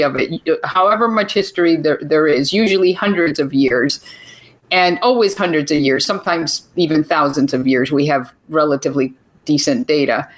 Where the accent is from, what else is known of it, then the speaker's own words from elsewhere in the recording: Venezuela; I was born in Venezuela to Venezuelan parents.